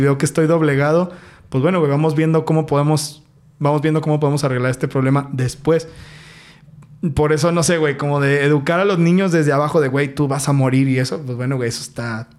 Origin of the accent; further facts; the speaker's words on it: Mexico; nuestra tierra es chingona, nuestra tierra es, es México, güey. O sea, como mexicanos podemos